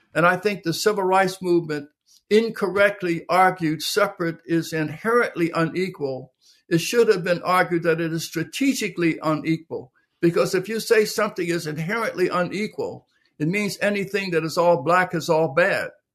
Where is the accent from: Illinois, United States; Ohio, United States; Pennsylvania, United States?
Pennsylvania, United States; Philadelphia; I was born in Philadelphia, Pennsylvania, in the middle of the Depression. Um, low-income, blue-collar neighborhood